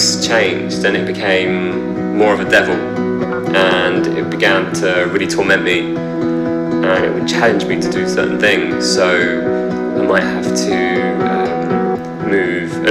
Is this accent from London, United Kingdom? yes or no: yes; London, United Kingdom; I'm from London